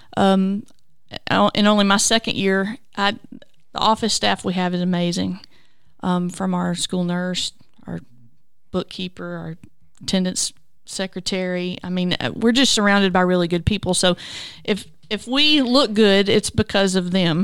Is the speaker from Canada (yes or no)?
no; Culleoka, Tennessee, United States; also born or lived in Hickman County, Tennessee; I grew up in Culiaca and, uh, attended Culiaca school for a number of years and then graduated at Columbia Academy